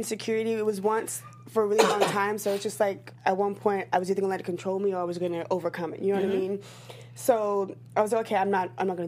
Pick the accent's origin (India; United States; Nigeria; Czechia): United States; the South; I come from the South, and, like, being from the South, a lot of my family